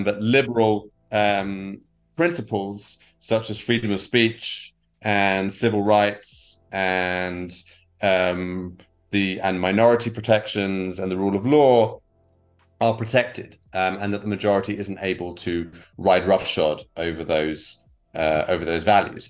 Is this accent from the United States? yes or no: no; England, United Kingdom; moved away as an adult; now in Israel; I'm uh, originally from the from the UK, from England, as people can probably tell from my accent. Uh, I've been here for about 16 years.